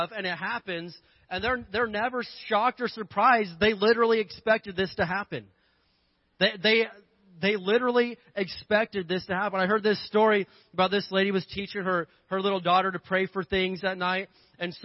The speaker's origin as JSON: {"language": "English", "region": "Indiana", "country": "United States", "tie": "born or raised there", "moved": "yes", "said": "growing up in Indiana, of course, there's Jesus, then there's basketball"}